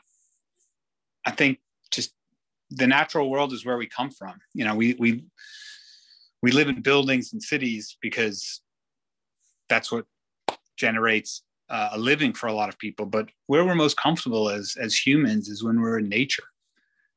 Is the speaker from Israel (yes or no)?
yes; Israel; I grew up in Israel